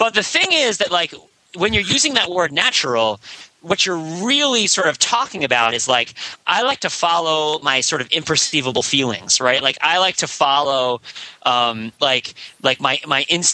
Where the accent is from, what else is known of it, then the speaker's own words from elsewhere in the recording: New Jersey, United States; moved away; Route 17 runs through my town in New Jersey where I grew up.